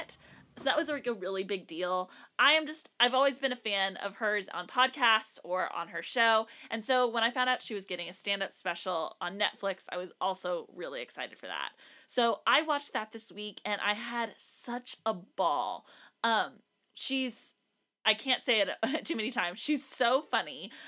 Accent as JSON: {"language": "English", "region": "South Texas", "country": "United States", "tie": "born or raised there", "said": "I, growing up in South Texas"}